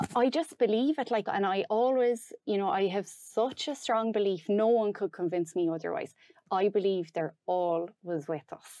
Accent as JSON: {"language": "English", "area": "Roscommon", "region": "Connacht", "country": "Ireland", "moved": "yes", "lives_now": "Dunmore East, Ireland", "said": "I'm from Roscommon originally"}